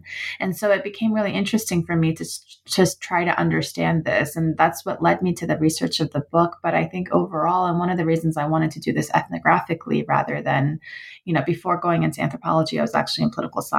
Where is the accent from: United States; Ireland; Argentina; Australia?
United States; my family background is Iranian, although I grew up in the United States